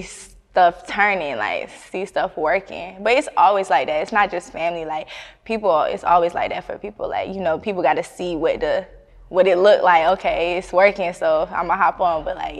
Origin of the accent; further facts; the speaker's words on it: California, United States; born there; now in Atlanta, United States; I was born in Cali, but, like, when I moved back, like, as a teenager and stuff, like, the vibes was not there for me.